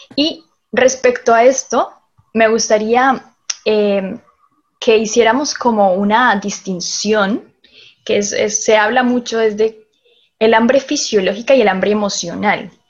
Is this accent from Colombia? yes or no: yes; Colombia; moved away as an adult; now in Chile; yo soy colombiana, vivo aquí en Chile ya hace seis años